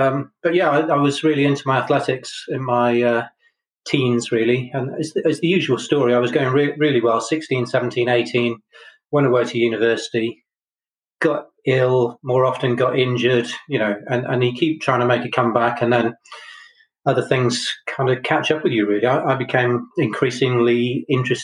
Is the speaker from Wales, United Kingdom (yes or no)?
yes; Chepstow, Wales, United Kingdom; moved away as an adult; also born or lived in Brighton; I grew up in Chepstow